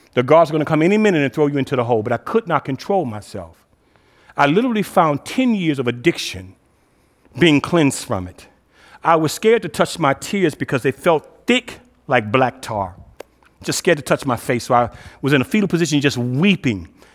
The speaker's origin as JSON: {"language": "English", "town": "Cleveland", "region": "Ohio", "country": "United States", "tie": "born or raised there", "said": "I'm originally from Cleveland, um, was the sixth child of two-parent home in the inner city of Cleveland."}